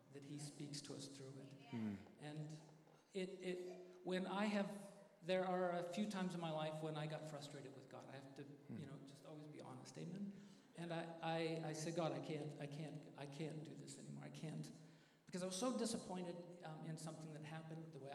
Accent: Santa Maria, California, United States; also born or lived in San Jose, California; I'm actually from Santa Maria. I actually grew up here

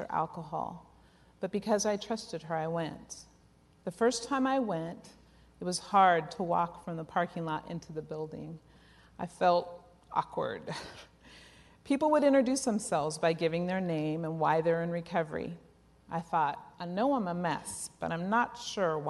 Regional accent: Oakland, California, United States; Growing up in East Oakland in the late 60s

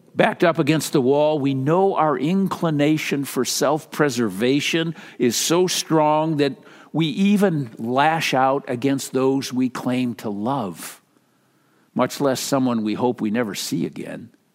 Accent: Minnesota, United States; moved away; I'm from Minnesota

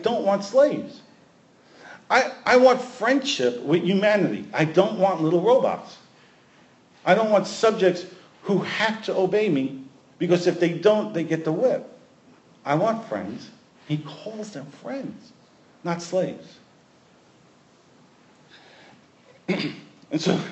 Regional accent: New York City, New York, United States; We played all street sports growing up in Brooklyn

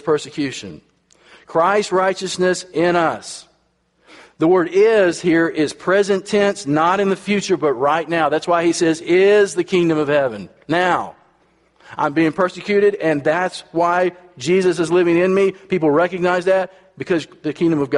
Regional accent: United States; I'm from America

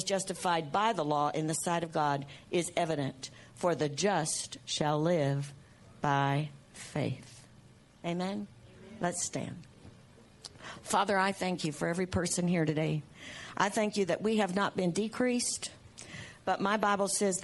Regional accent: United States; I'm an American. While I'm in the earth, I'm an American

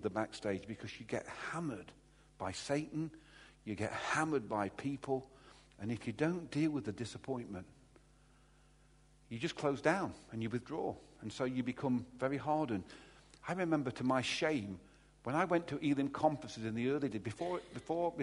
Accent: Derby, East Midlands, United Kingdom; I'm from Derby

